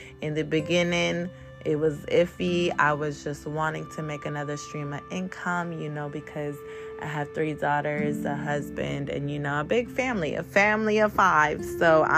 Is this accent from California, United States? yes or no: yes; Bay Area, California, United States; I am from the Bay Area, California